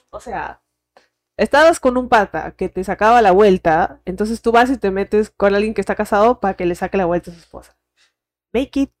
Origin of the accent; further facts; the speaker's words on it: Venezuela; Él es de Ecuador, pero vivía en Suiza y yo soy venezolana.